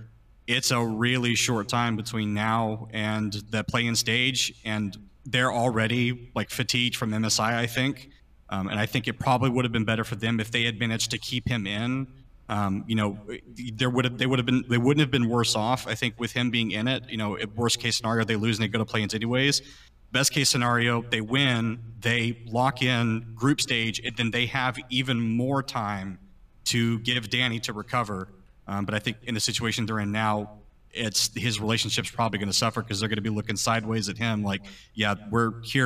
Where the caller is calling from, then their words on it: Houston, Texas, United States; I'm calling from Houston, Texas.